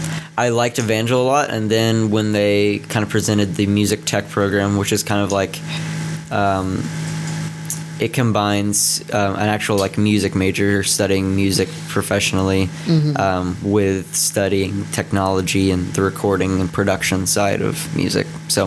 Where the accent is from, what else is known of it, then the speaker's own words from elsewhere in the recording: Dallas, Texas, United States; now in Missouri, United States; I'm originally from Texas, North Dallas.